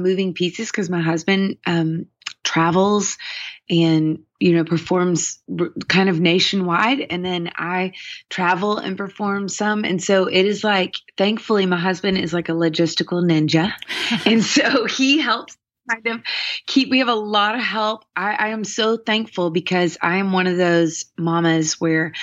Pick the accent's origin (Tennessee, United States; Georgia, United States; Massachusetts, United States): Tennessee, United States; Nashville; I grew up here in Nashville, Tennessee